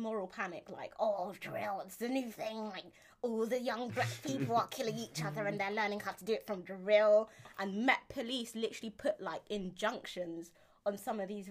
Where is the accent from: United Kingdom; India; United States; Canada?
United Kingdom; London; I'm from Camberwell, so, Camberwell Peckham